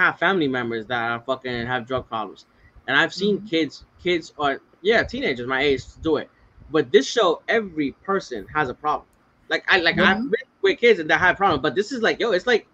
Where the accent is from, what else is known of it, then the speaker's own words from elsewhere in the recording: New York City, New York, United States; moved away; also born or lived in Manatee; When I was younger, Rockaway in New York